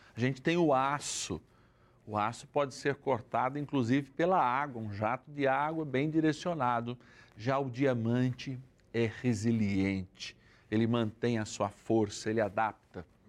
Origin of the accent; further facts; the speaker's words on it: São Paulo, Brazil; now in Votuporanga, Brazil; da minha cidade natal, São Paulo, capital